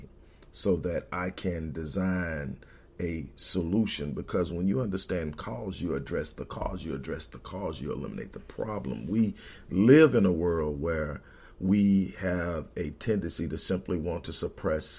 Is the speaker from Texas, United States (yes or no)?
yes; Houston, Texas, United States; Growing up in Houston, my grandmother owned a beauty salon in the Fifth Ward area